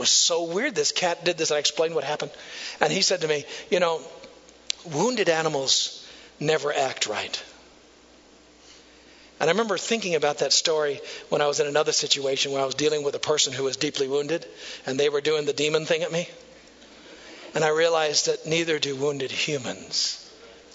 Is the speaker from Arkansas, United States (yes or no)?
no; Neillsville, Wisconsin, United States; moved away as an adult; also born or lived in Marshfield, Wisconsin; now in Tulsa, United States; I grew up in Neillsville